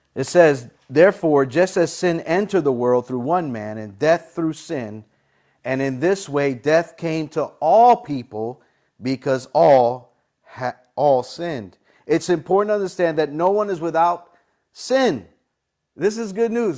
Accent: United States; I'm from America, this is where I live

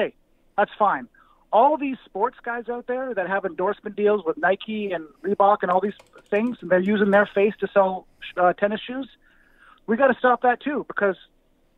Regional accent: Canada; I'm Canadian

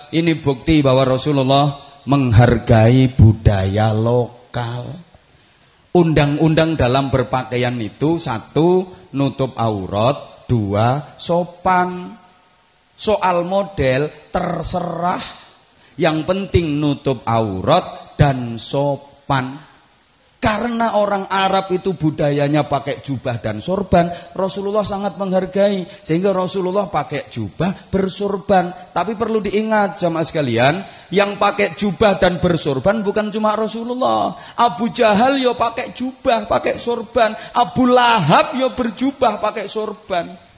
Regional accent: Indonesia; Bagi kita bangsa Indonesia juga harus kita tanamkan prinsip seperti ini. Aku mencintai Indonesia karena aku dilahirkan di Indonesia.

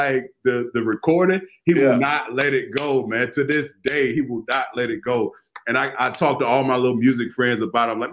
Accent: Florida, United States; I grew up in Florida

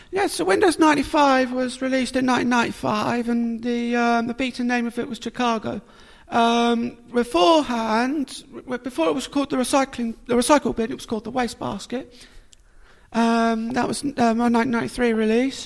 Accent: Portsmouth, South East England, United Kingdom; I was born in Portsmouth.

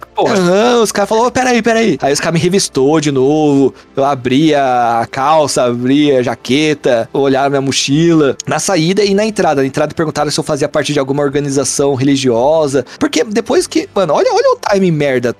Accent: Mogi das Cruzes, São Paulo, Brazil; Só saí de Mogi uma vez e foi pra ir pro Japão

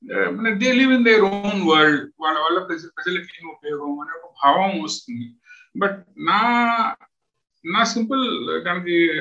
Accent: Khammam district, Telangana, India; moved away as an adult; now in West Bengal, India; మేము పుట్టి పెరిగింది ఖమ్మం జిల్లా

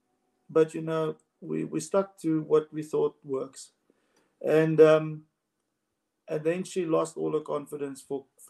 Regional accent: South Africa; in South Africa, we push our goals

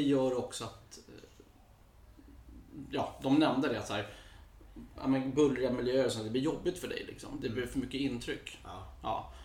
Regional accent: Botkyrka, Stockholm County, Sweden; also born or lived in United States / Copenhagen, Denmark; Jag är uppvuxen i, eh, i Hallunda, Norsborg.

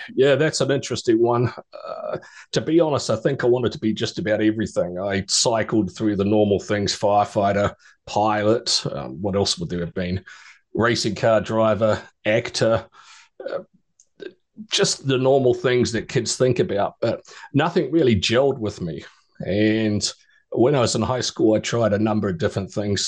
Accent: New Zealand; moved away as an adult; also born or lived in Australia; I was born and raised in New Zealand and spent uh, 37 years of my life there

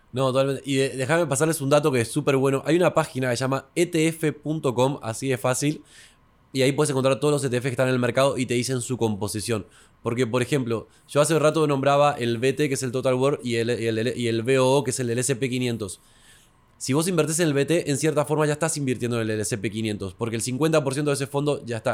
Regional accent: Buenos Aires, Argentina; now in Santiago, Chile; como yo no era de Santiago, pues soy de Buenos Aires inicialmente

